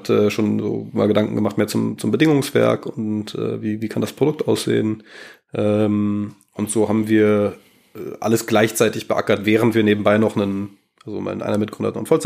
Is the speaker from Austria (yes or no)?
no; North Rhine-Westphalia, Germany; also born or lived in Darmstadt; also ich komme ursprünglich aus der Ecke von Bonn-Köln